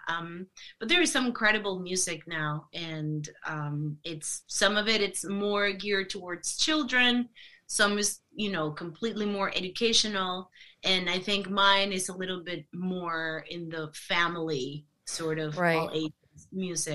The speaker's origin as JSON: {"language": "English", "town": "Monterrey", "region": "Nuevo León", "country": "Mexico", "tie": "born or raised there", "moved": "yes", "said": "Monterrey, Monterrey, which is mm. my hometown where I'm from"}